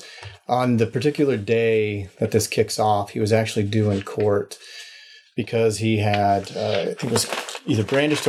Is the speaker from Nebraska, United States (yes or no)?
yes; Nebraska, United States; moved away; I grew up in Nebraska, kind of the lineage of some Western ranchers, moved around a bit as a child